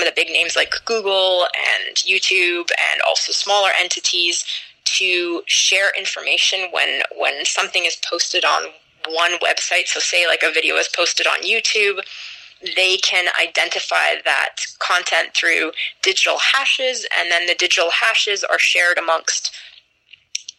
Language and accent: English; United States; I'm an American citizen. I've lived overseas as well, but I've spent most of my life in the States